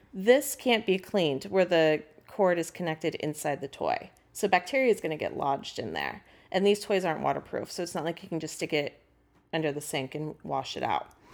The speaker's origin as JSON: {"language": "English", "town": "San Francisco", "region": "California", "country": "United States", "tie": "born or raised there", "also_born_or_lived": "Massachusetts South Shore", "moved": "as an adult", "lives_now": "Massachusetts, United States", "said": "I'm from San Francisco originally"}